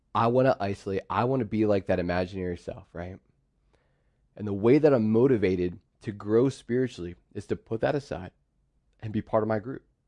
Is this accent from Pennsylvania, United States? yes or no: yes; Pittsburgh, Pennsylvania, United States; So I grew up in Pittsburgh